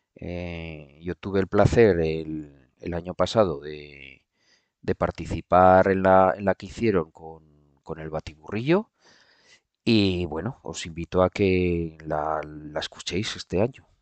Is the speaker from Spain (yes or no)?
yes; Aragon, Spain; como buen aragonés